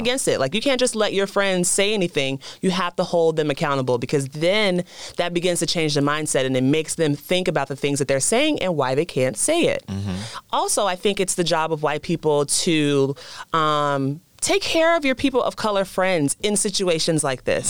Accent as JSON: {"language": "English", "region": "the South", "country": "United States", "moved": "yes", "said": "coming from the South"}